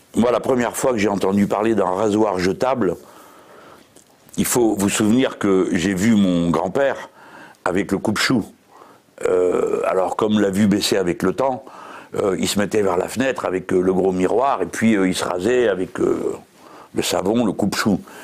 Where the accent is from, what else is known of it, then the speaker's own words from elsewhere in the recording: France; on est français